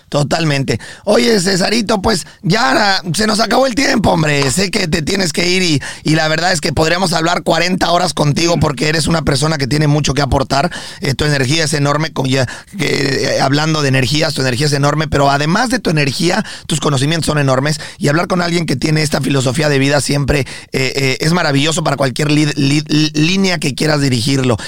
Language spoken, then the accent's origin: Spanish; Mexico; now in United States; nosotros también somos personas que vivimos aquí en Estados Unidos y nos consideramos orgullosamente mexicanos